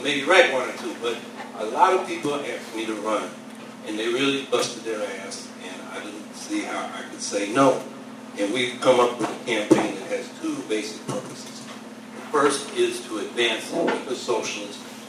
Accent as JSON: {"language": "English", "town": "Syracuse", "region": "New York", "country": "United States", "said": "I'm from Syracuse, New York."}